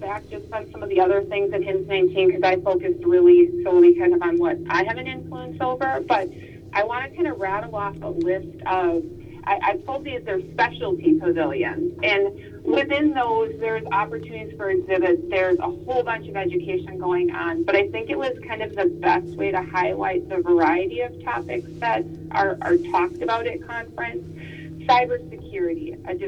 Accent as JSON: {"language": "English", "region": "Minnesota", "country": "United States", "moved": "yes", "said": "I'm from Minnesota"}